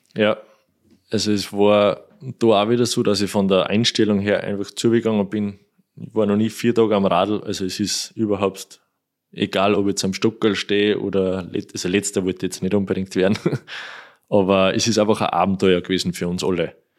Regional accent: Kuchl, Salzburg, Austria; Kuchel durch, das ist mein Heimatort, also da kenne ich jeden, jedes Schlagloch

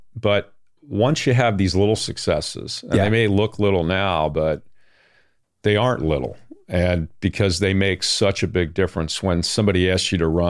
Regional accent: Baltimore, Maryland, United States; I grew up in the Baltimore area.

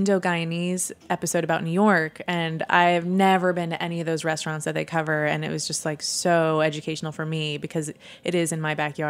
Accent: Sweden; I come from Sweden, so I was very privileged. But so I know the immigrant experience

